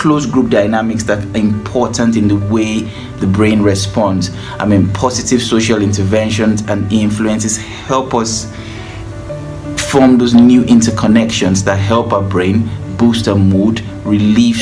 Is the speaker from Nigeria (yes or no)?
yes; Nigeria; I'm from Nigeria